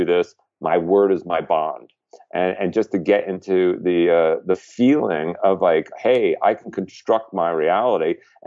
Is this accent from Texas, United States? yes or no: no; New York, United States; as a New Yorker